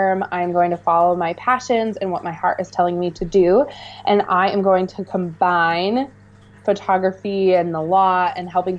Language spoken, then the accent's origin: English; Missoula, Montana, United States; moved away as an adult; also born or lived in Seattle, Washington; I'm from Montana. I have had a phenomenal opportunity in my life to travel lots and live in different places, but I decided to come back to Montana and put some roots back in my hometown